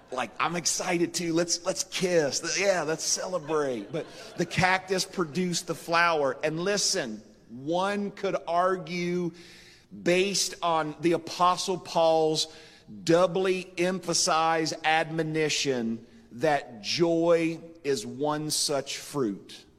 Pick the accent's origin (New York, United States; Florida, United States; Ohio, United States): Ohio, United States; Marietta; when I was a boy growing up in Marietta, Ohio